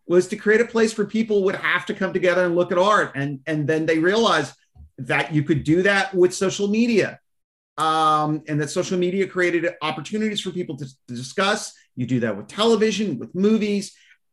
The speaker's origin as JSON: {"language": "English", "country": "United States", "said": "as an American"}